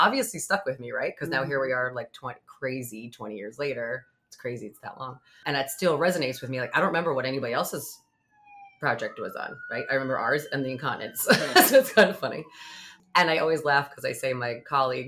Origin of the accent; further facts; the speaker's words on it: Long Island, New York, United States; I grew up on Long Island.